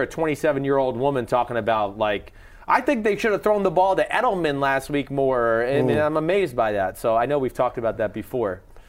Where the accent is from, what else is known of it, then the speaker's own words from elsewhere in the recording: New York area, United States; I grew up here in the New York area.